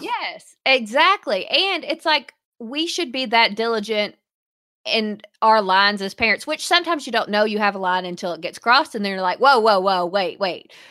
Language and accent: English; the South, United States; we are from the South